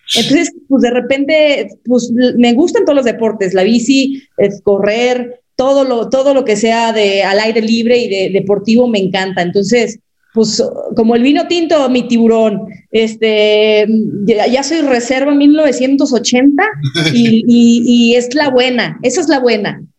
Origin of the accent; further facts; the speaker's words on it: Mexico; nosotras como mexicanas también tenemos nuestra sangre azteca